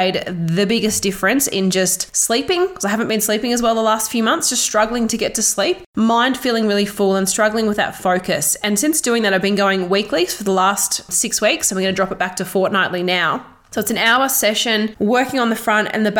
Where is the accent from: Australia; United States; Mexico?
Australia; Toowoomba, Queensland; also born or lived in Melbourne; here in my hometown in Toowoomba